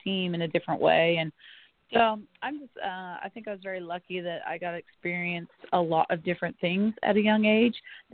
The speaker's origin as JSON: {"language": "English", "town": "El Dorado Hills", "region": "California", "country": "United States", "tie": "born or raised there", "moved": "yes", "lives_now": "Florida, United States", "said": "I grew up in Northern California in El Dorado Hills."}